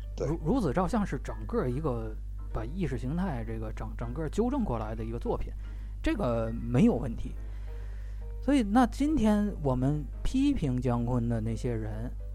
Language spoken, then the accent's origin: Chinese; China; 中国人最爱办晚会